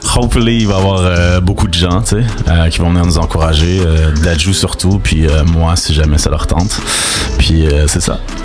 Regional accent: Laurentides, Quebec, Canada; also born or lived in Montreal; de Montréal. Mais j'ai grandi dans les Laurentides

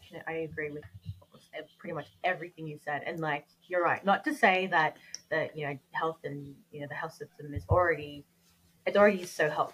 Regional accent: Australia; I'm Australian, I grew up here, born and bred here

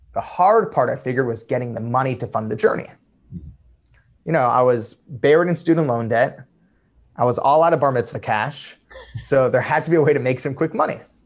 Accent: Los Angeles, California, United States; also born or lived in Iran (family); I'm from Los Angeles.

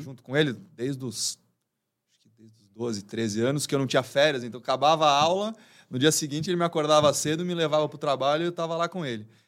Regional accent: São Paulo, Brazil; eu nasci, sempre vivi aqui em São Paulo.

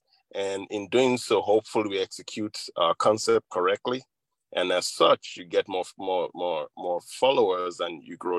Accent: Nigeria; moved away as an adult; also born or lived in Middle Tennessee; now in United States; I grew up in Nigeria. To a couple of wonderful parents, and I've been in the United States now for, I think, 35 years or so.

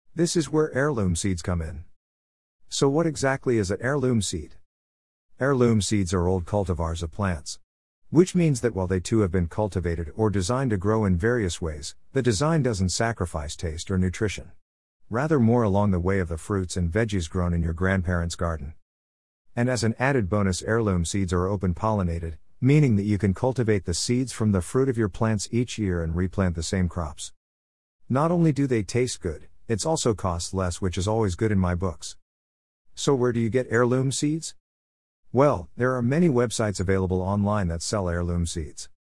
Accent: Canada; Being Canadian, I wanted to find a Canadian company

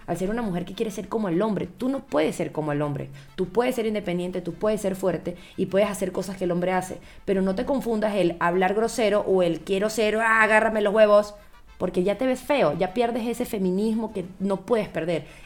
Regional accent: Venezuela; en mi país también, en Venezuela también.

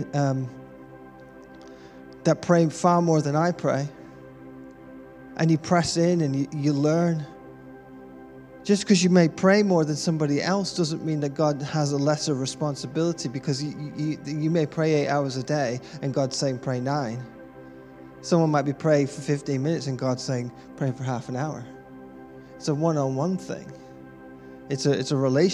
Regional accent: United Kingdom; being British born

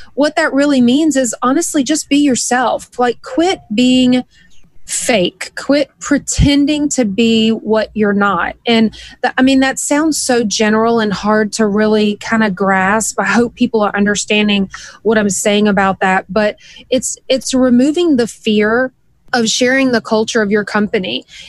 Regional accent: the South, United States; Maybe it was the way I was raised way down in the South. Like, we're just wide open.

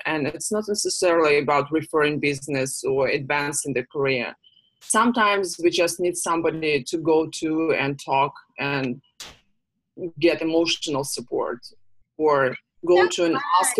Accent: Russia; And I know, just because I came from Russia, where these type of organizations do not exist.

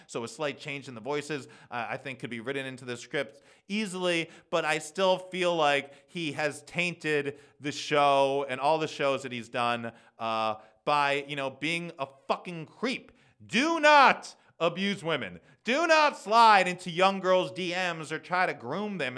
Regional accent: United States; also born or lived in New York City; being an American white Jew in New York City

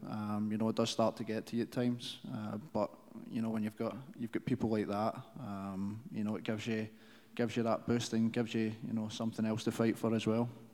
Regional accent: United Kingdom; moved away as an adult; now in Kansas City, United States; back in the UK

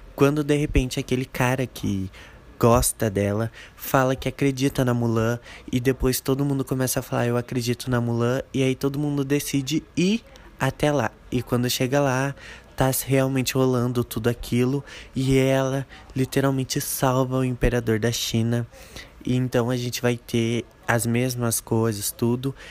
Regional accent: Brazil; nós que somos brasileiros

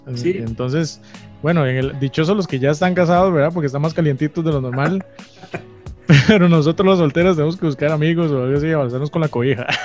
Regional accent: Costa Rica; nosotros en Costa Rica somos tan alegres

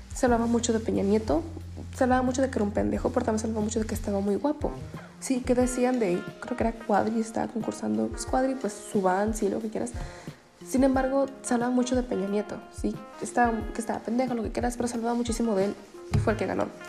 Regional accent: Ensenada, Baja California, Mexico; yo soy de Ensenada

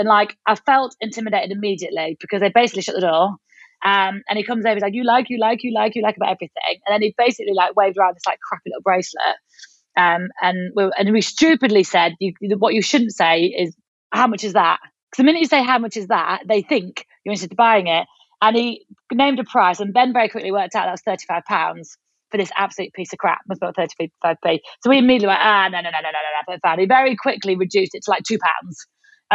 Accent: United Kingdom; we're British

